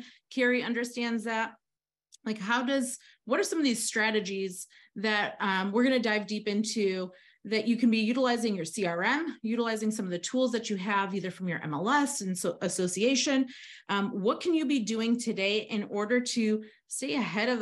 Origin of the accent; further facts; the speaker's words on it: Chicago, Illinois, United States; Chicago, my hometown